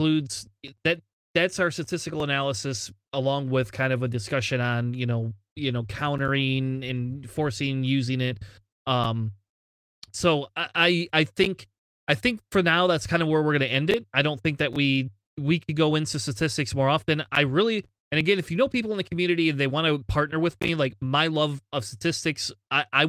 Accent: Michigan, United States; I'm from Michigan. It's already cold, man. It's look, freezing up here.

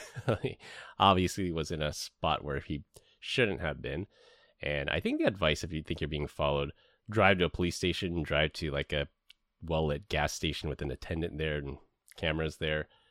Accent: San Francisco, California, United States; I grew up in San Francisco

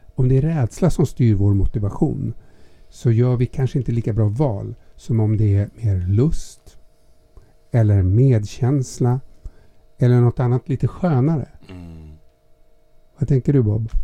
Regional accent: Gävle, Gävleborg County, Sweden; moved away; Jag är född i Hille.

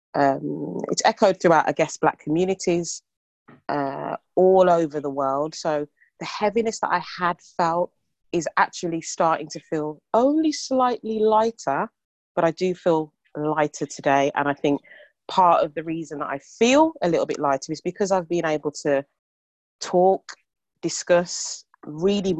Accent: Birmingham, West Midlands, United Kingdom; accent: Brummie; our accents, being a Brummie

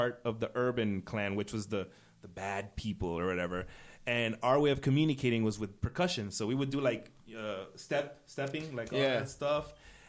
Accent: United States; I was born American, born and raised here. My family is Ecuadorian.

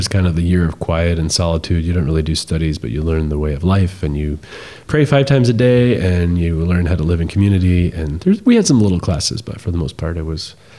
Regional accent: Long Island, New York, United States; I grew up on Long Island

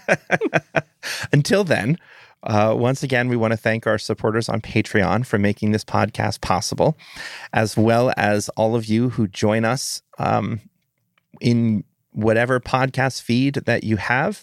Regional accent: United States; I'm an American

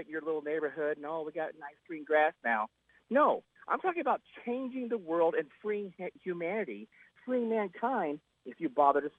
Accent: United States; We're Americans

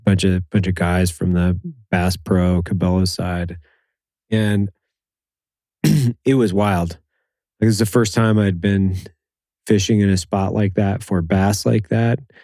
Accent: Lewiston, Idaho, United States; I grew up in Idaho

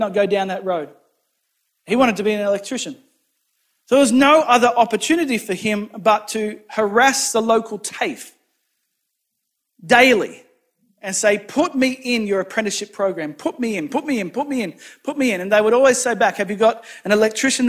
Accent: New South Wales, Australia; now in Rockingham, Australia; my hometown in New South Wales

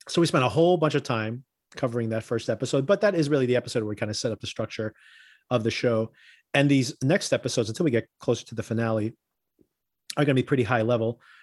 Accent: Newark, New Jersey, United States; I grew up in Newark

